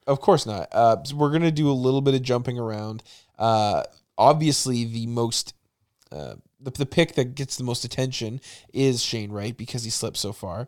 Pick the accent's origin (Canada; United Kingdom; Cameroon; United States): Canada; Greater Vancouver, British Columbia; I was born and raised in, in Greater Vancouver